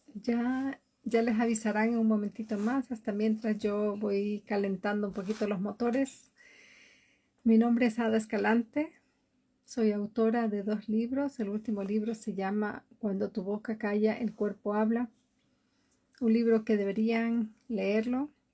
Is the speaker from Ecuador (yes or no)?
yes; Galápagos, Ecuador; now in Oslo, Norway; vivo en Oslo, Noruega, y desde hace muchísimos años atrás soy de Ecuador, de Galápagos